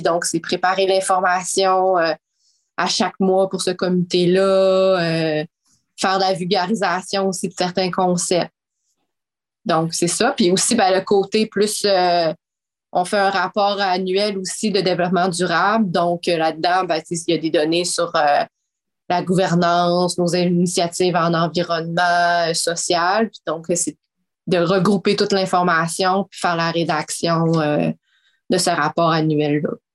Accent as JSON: {"language": "French", "town": "Quebec City", "region": "Quebec", "country": "Canada", "tie": "born or raised there", "said": "moi, j'ai grandi à Québec"}